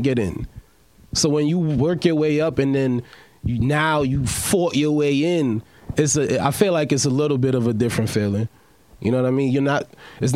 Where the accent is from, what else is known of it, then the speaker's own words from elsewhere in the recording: New York City, New York, United States; I'm from New York